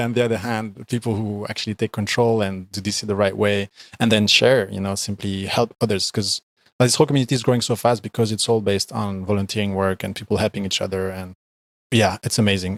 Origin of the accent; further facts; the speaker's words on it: Belgium; I am from Belgium, and I currently live in Belgium.